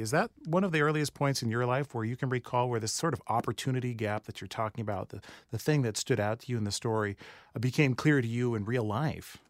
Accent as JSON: {"language": "English", "town": "Rancho Cucamonga", "region": "California", "country": "United States", "tie": "born or raised there", "said": "I grew up in Rancho Cucamonga around the time that this was happening"}